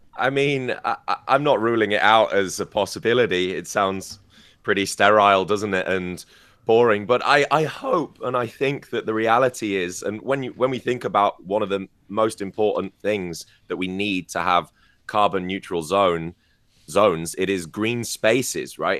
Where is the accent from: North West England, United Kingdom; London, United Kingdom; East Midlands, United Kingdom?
North West England, United Kingdom; near Manchester; moved away; the city of Manchester, which is much closer to my hometown as well